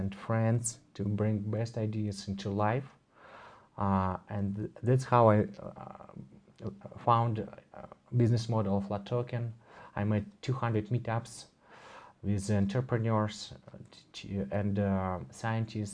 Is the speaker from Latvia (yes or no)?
no; Moscow, Russia; I'm from Moscow, Russia. I live most of the time there